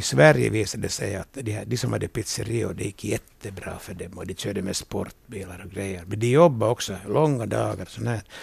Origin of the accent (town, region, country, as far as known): Vaasa, Ostrobothnia, Finland